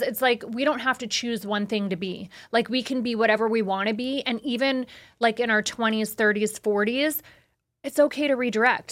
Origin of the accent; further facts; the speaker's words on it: Las Vegas, Nevada, United States; being born and raised in Vegas